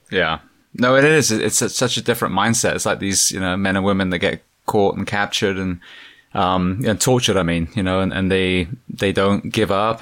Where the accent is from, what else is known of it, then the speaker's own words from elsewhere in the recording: England, United Kingdom; moved away; growing up in England, we had the I R